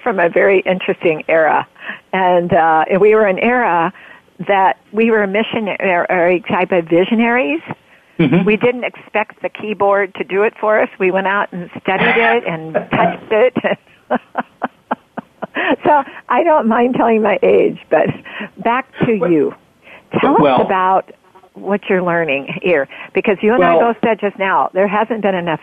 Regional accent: Roseburg, Oregon, United States; I grew up in Oregon. I'm a born Oregonian. I grew up mostly in Roseburg

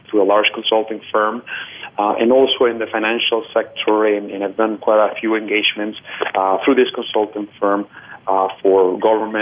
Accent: Colombia; moved away; I am originally from Colombia

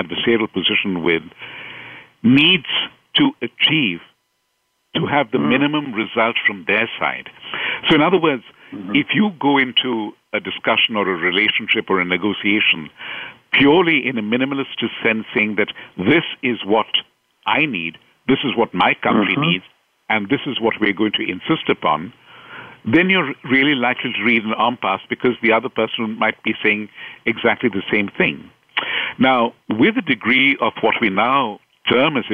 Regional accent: India; moved away as an adult; I've been very fortunate to live and work and grow up in India

